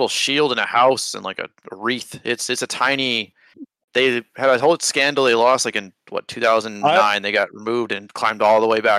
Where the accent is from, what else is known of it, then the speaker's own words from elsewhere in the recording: United States; Even though we're bitter because we're American